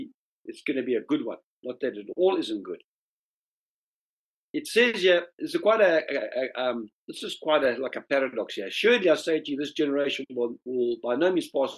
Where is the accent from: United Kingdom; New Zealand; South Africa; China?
South Africa; moved away; In South Africa, we say sarmies